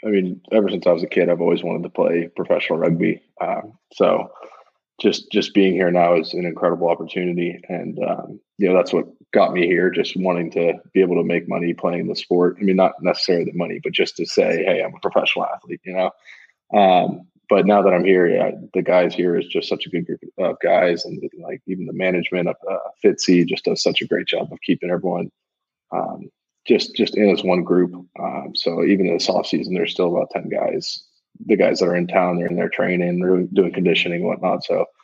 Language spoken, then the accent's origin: English; Bay Area, California, United States; also born or lived in Sacramento; I grew up in the Bay Area.